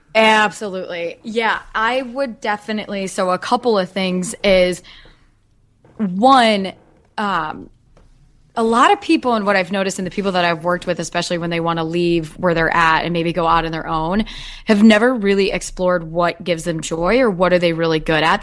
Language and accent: English; Dubuque, Iowa, United States; also born or lived in West Des Moines, Iowa; I'm originally from Iowa, from Dubuque